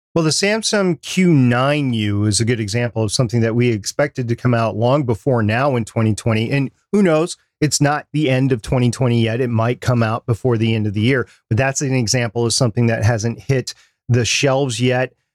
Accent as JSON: {"language": "English", "country": "United States", "said": "my country"}